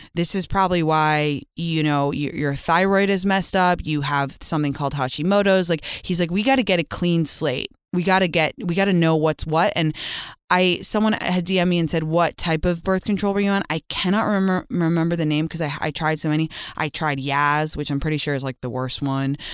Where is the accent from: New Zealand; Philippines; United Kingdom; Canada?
United Kingdom; London; now in California, United States; my hometown of London when I live in California